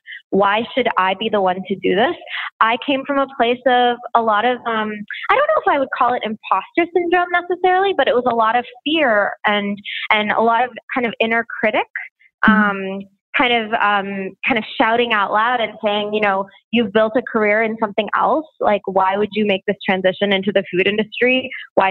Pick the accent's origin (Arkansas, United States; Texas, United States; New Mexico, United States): Texas, United States; Houston; moved away as an adult; also born or lived in New York; I'm from Texas originally, grew up in Houston, Texas